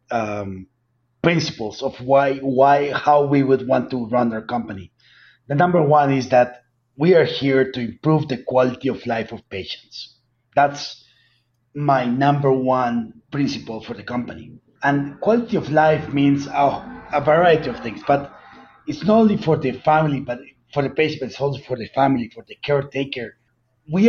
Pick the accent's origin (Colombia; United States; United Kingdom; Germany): Colombia; accent: heavy accent; where I'm from Colombia